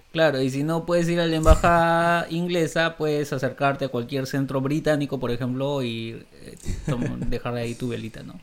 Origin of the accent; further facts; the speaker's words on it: Peru; somos peruanos y viajamos en Argentina